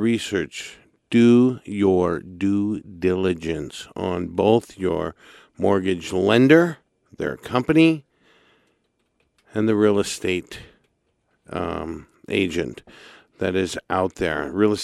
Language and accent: English; Santa Barbara, California, United States; my hometown